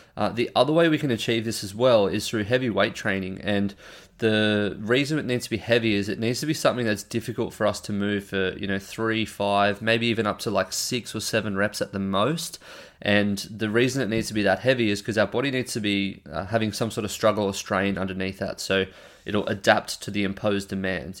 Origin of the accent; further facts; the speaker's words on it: Australia; I'm an Australian